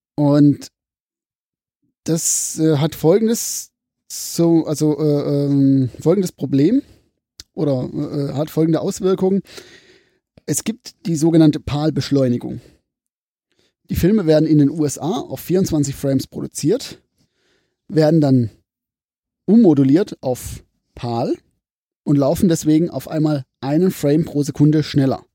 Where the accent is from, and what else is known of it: Pforzheim, Baden-Württemberg, Germany; accent: Pforzheimerisch